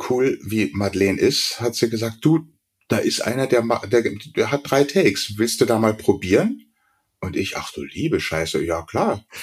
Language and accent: German; Berlin, Germany; now in Munich, Germany; ich bin ja gebürtiger Berliner, bin zwar seit 75 in München, aber ich habe tatsächlich eher einen münchnerischen Akzent gehabt immer